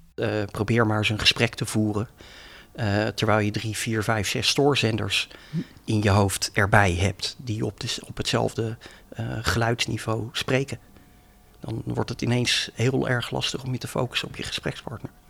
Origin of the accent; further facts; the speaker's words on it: Leiderdorp, South Holland, Netherlands; now in Leiden, Netherlands; ik woon in Leiden, maar ben geboren en getogen in Leidendorp